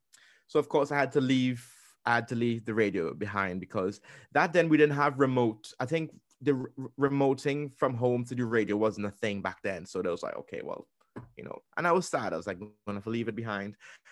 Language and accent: English; Trinidad & Tobago; accent: Trinidadian; Back then, my Trinidad accent was so strong and so thick. Like, you honestly couldn't understand me.